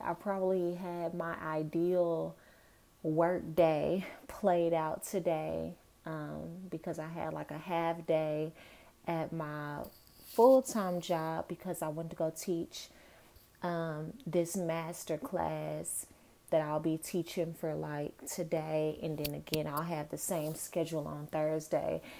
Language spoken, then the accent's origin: English; Dallas, Texas, United States; moved away as an adult; also born or lived in New York; I'm from Dallas, but I went to school in New York